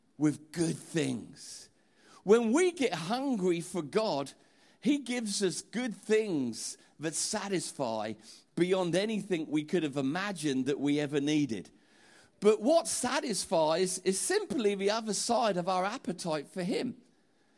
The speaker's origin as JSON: {"language": "English", "town": "Portsmouth", "region": "South East England", "country": "United Kingdom", "said": "I'm from Portsmouth"}